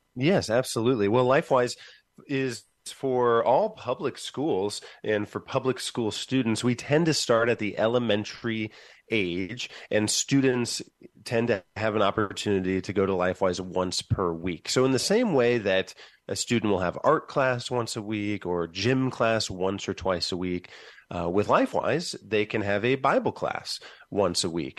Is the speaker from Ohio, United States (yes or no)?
yes; Van Wert, Ohio, United States; born or raised there; moved away as an adult; now in Columbus, United States